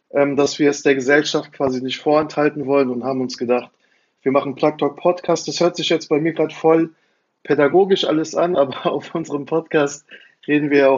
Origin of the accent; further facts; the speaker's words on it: Frankfurt, Hesse, Germany; Also ich, ich bin selber in Frankfurt aufgewachsen und fand es äh, faszinierend.